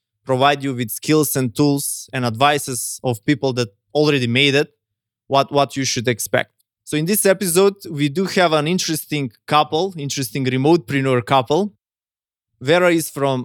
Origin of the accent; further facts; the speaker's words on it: North Macedonia; I come from Macedonia